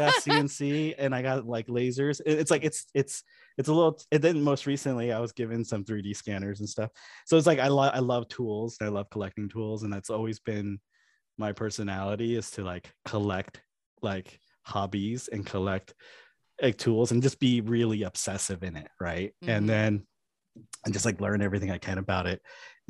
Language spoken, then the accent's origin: English; New York, United States; I'm from New York.